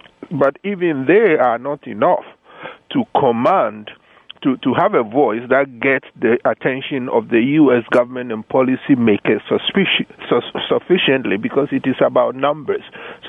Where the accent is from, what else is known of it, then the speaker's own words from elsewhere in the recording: Ghana; So for Ghanaians of a certain age, my age